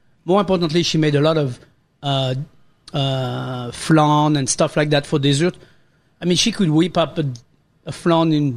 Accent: Pays de la Loire, France; moved away; when I grew up in France

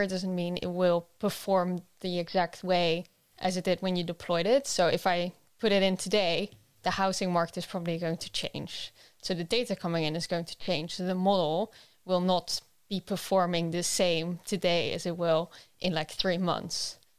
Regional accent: Netherlands; moved away; I'm originally from the Netherlands

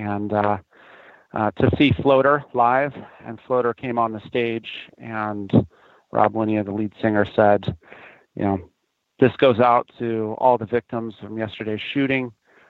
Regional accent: Bothell, Washington, United States; also born or lived in Eugene, United States; I'm from Bothell here in the Seattle area.

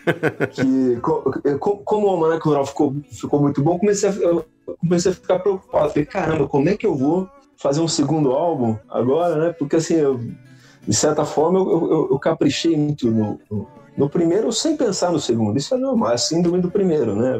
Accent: Avaré, São Paulo, Brazil; Eu nasci em Avaré, na Santa Casa de Avaré, numa terça-feira, às 5 da manhã

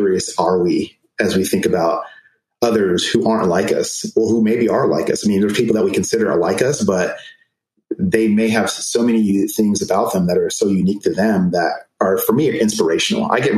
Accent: Germany; So I was born in Germany. My parents met in Germany. My mom is Jamaican and my dad's American.

